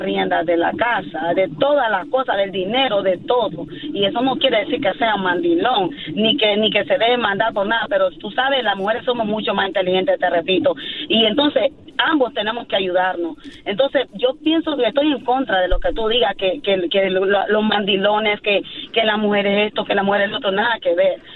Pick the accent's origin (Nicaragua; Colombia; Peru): Nicaragua; yo soy de Nicaragua